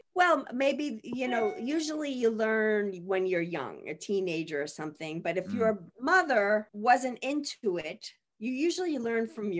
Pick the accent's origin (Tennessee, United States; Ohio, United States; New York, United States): New York, United States; Massapequa Park; moved away; So I grew up on the South Shore. It's mm-hmm. a little town, Massapequa Park.